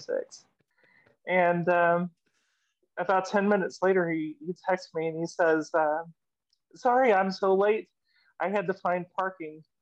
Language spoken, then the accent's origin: English; Seattle, Washington, United States; now in Arkansas, United States; I'm from Seattle